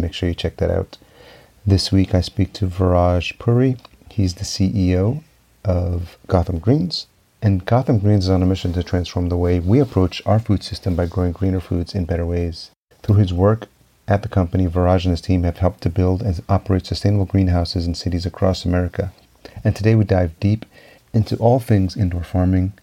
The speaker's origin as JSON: {"language": "English", "town": "Yonkers", "region": "New York", "country": "United States", "tie": "born or raised there", "also_born_or_lived": "El Salvador", "moved": "as an adult", "lives_now": "Minneapolis, United States", "said": "I grew up in Yonkers. I'm home is Minneapolis now, but grew up in Yonkers just outside New York City. So I was actually born in El Salvador, but came here when I was a year old."}